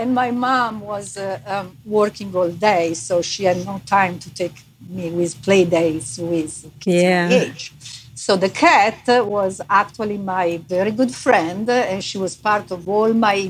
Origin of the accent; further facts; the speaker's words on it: Milan, Lombardy, Italy; now in Los Angeles, United States; Okay, actually, I'm from Milan, Italy, but I consider myself a Los Angeles person because I chose Los Angeles when I moved from Italy to the United States.